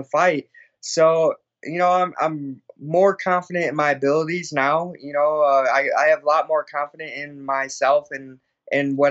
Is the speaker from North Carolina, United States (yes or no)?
no; Illinois, United States; born or raised there; moved away